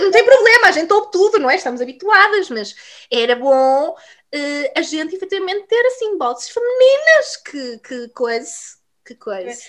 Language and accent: Portuguese; Vila Real, Norte, Portugal; moved away as an adult; now in United Kingdom; eu sou de Vila Real Uh, mas emigrei para o Reino Unido, para terras de Sua Majestade, uh, já fez nove anos